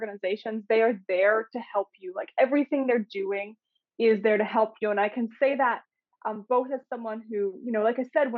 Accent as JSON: {"language": "English", "town": "Winnipeg", "region": "Manitoba", "country": "Canada", "moved": "as an adult", "lives_now": "Australia", "said": "Winnipeg, Canada, which is the city that I'm originally from"}